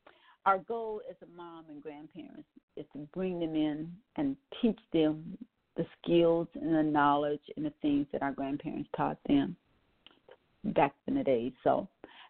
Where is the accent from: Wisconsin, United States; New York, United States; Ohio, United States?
Wisconsin, United States; I'm from Wisconsin